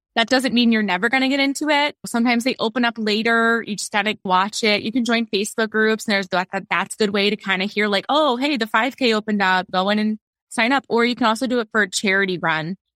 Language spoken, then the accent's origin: English; Maryland, United States; I am from Maryland